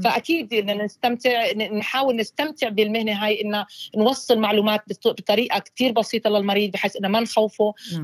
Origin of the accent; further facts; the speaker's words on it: Jordan; first language Arabic; moved away as an adult; also born or lived in Ukraine; now in Australia; اصلي انا أيوة. آه، من الاردن